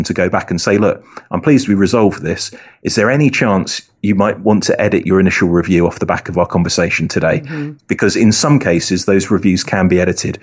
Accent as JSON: {"language": "English", "country": "United Kingdom", "accent": "British", "said": "my British accent"}